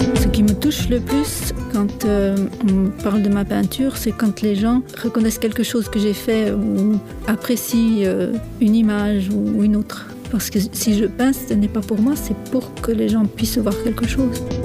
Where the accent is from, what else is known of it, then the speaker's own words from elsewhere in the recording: south of France, France; moved away as an adult; now in Switzerland; Je viens du sud de la France et je réside ici en Suisse